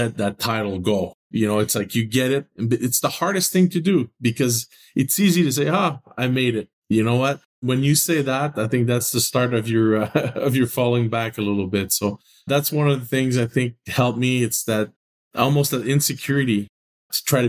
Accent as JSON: {"language": "English", "town": "Montreal", "region": "Quebec", "country": "Canada", "tie": "born or raised there", "moved": "yes", "lives_now": "St. Louis, United States", "said": "I grew up in Montreal"}